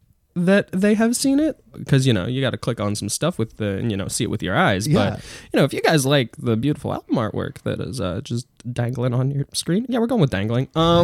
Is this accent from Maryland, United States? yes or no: no; New York City, New York, United States; the way I'm from New York City?